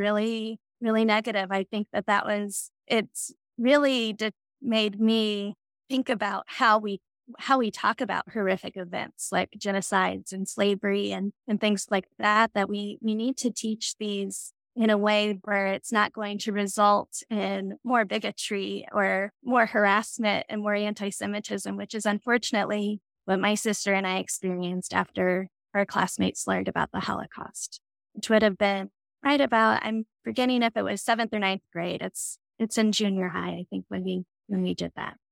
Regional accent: Casper, Wyoming, United States; also born or lived in Virginia / Lincoln, Nebraska; I grew up in Casper, and that's where I was born and raised

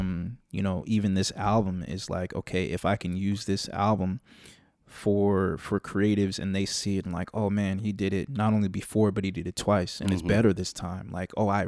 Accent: California, United States; because I'm from the East Bay, born and raised.

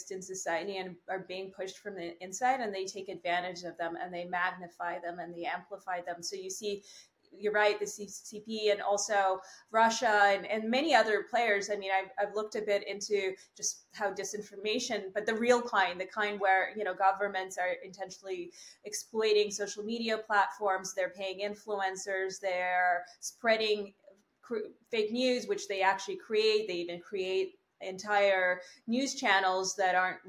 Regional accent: Canada; I am a Canadian

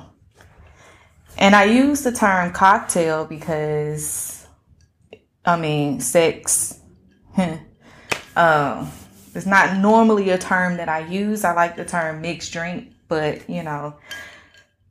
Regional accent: Atlanta, Georgia, United States; I'm actually from Vine City

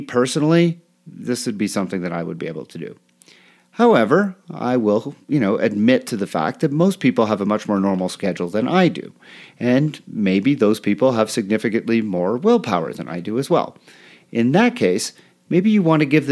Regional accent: Canada; moved away; growing up in Canada, coming to triathlon when I was still living there

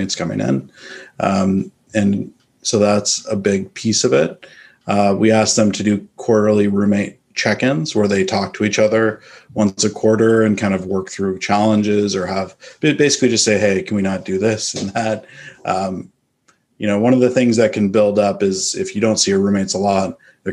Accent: Northern California, United States; moved away as an adult; now in Austin, United States; I'm from Northern California. I moved to Austin in 2015 to invest in real estate

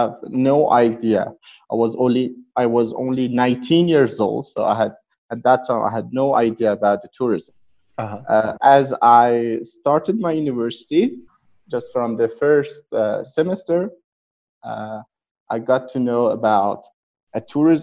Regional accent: Yazd, Yazd Province, Iran; English is a second language; I was born in Yazd. I'm 30 years old.

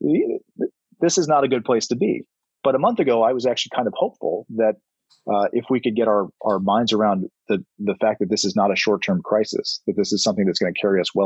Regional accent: South Carolina, United States; moved away; I'm from South Carolina

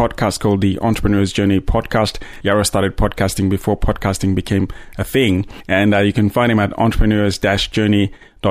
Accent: Zambia; moved away as an adult; also born or lived in Botswana; now in Australia; I grew up in Zambia and started my professional career in Botswana and then, you know, migrated to Australia about 12 years ago

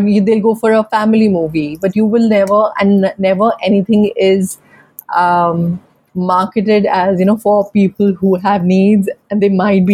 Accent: Jammu, Jammu and Kashmir, India; moved away; coming from a chota city, I'm from Jammu

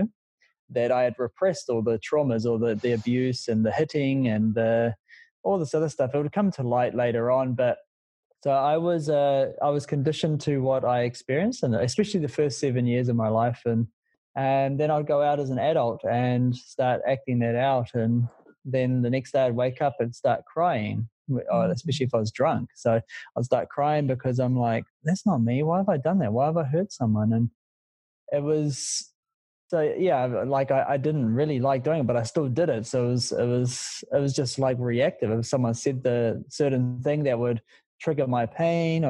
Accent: Auckland, New Zealand; I came from West Auckland, had a pretty rough childhood

